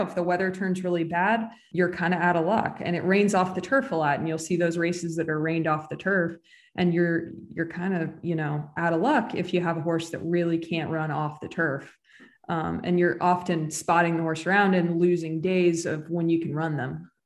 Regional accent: Bethesda, Maryland, United States; moved away as an adult; also born or lived in California; I grew up in Bethesda

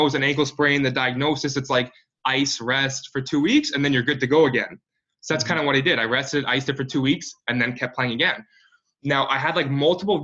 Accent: Kitchener, Ontario, Canada; I grew up in Kitchener, which is about an hour west of Toronto.

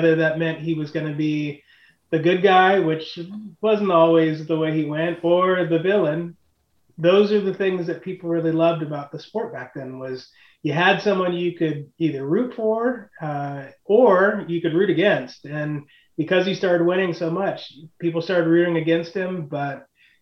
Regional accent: Mercer Island, Washington, United States; Growing up on Mercer Island

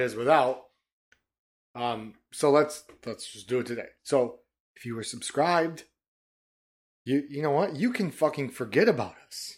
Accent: Detroit, Michigan, United States; we're from Detroit, man. Coney Island

